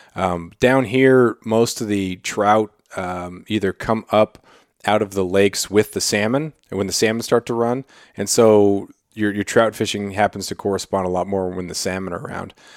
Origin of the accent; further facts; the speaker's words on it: Klawock, Alaska, United States; also born or lived in Colorado; growing up in Cloac, this was in the, in the eighties, you know, being a, being a little kid